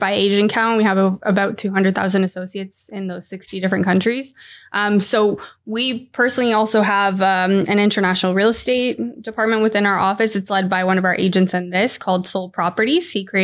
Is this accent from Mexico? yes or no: yes; Mexico; now in Vaughan, Canada; I'm from Mexico.